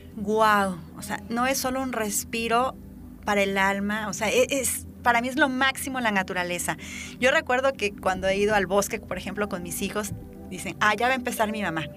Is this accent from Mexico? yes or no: yes; Veracruz, Mexico; en nuestro estado que somos tan ricos en naturaleza, en diversidad